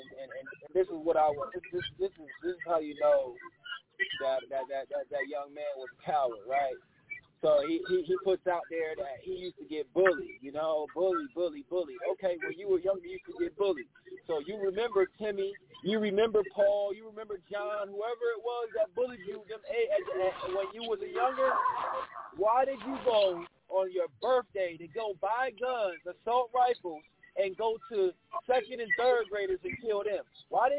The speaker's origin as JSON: {"language": "English", "region": "Texas", "country": "United States", "tie": "born or raised there", "moved": "yes", "lives_now": "West Coast, United States", "said": "down in my home state in Texas"}